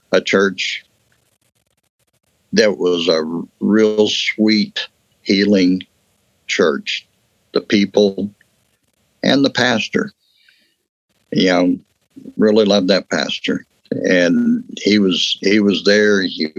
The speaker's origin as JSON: {"language": "English", "region": "West Texas", "country": "United States", "tie": "born or raised there", "said": "I grew up in West Texas. You know, I'm Texas through and through."}